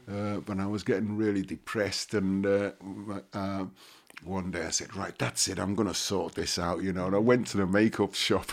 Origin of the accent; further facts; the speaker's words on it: Liverpool, North West England, United Kingdom; growing up in Liverpool